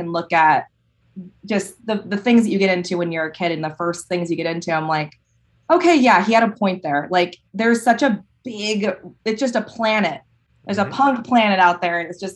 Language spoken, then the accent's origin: English; California, United States; moved away as an adult; now in Michigan, United States; I come from California